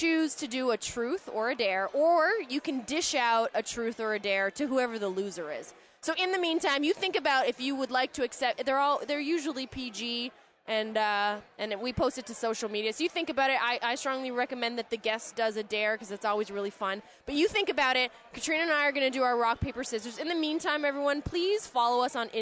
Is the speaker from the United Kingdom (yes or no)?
no; Romania; now in Canada; I'm from Romania, originally